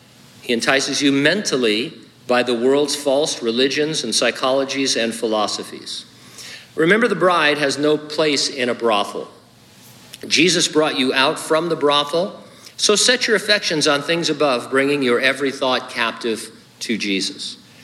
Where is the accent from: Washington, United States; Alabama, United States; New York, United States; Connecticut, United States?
Connecticut, United States; born there; also born or lived in California; not my fault I was born in Connecticut and moved to California.